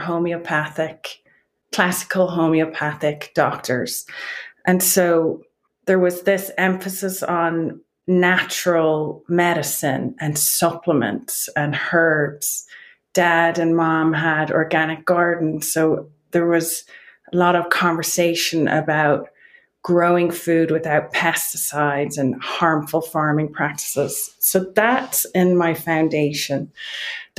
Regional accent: Wicklow, County Wicklow, Ireland; accent: Irish; moved away as an adult; now in Boulder County, Colorado, United States; I'm from a small town in County Wicklow called Wicklow Town. And I moved over here to Boulder County, Colorado when I was 25

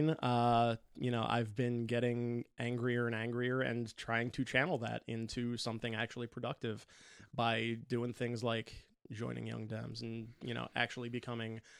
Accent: New Jersey, United States; I grew up over in New Jersey.

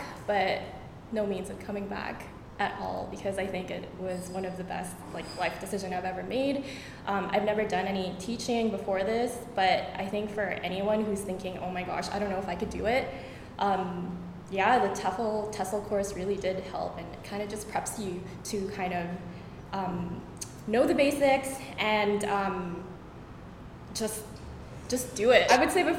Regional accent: Canada; moved away as an adult; now in Vietnam; I'm from Canada

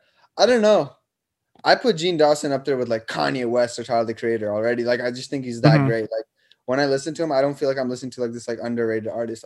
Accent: India; also born or lived in Nepal / Germany / Canada; now in United States; I was born in Nepal. I grew up in India. I lived in Germany. Then I grew up as a teenager. Like, most of my teenager years were in Canada.

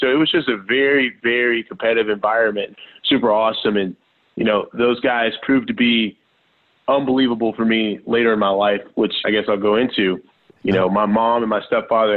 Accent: Prosper, Texas, United States; I grew up in a small town called Prosper, Texas

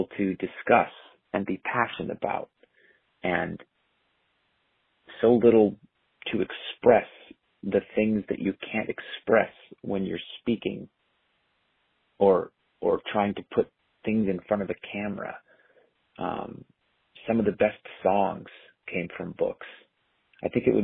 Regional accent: Orange County, California, United States; I grew up in Orange County.

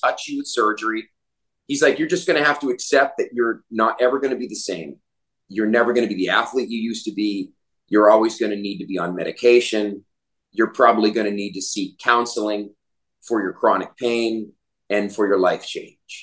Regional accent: Naples, Florida, United States; moved away as an adult; also born or lived in Atlanta; now in Costa Rica; I'm here in Naples, where I grew up here in Naples, Florida.

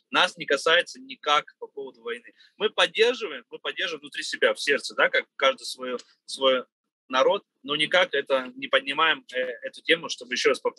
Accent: Russia; мы живем в многонациональной стране России, да, я всю жизнь здесь живу, так же, как и азербайджанцы, и нас это не касается.

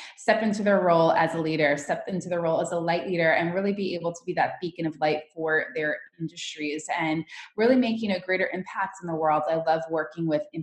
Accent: New York City, New York, United States; moved away as an adult; now in California, United States; I'm originally from New York. I just moved to California. So for me growing up, it was always the dream to be like, you know, that New York City hustler

